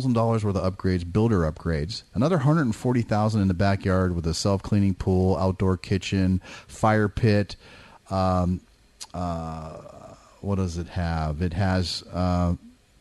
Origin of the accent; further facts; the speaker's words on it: Danville, California, United States; now in El Dorado Hills, United States; I grew up in the East Bay in Danville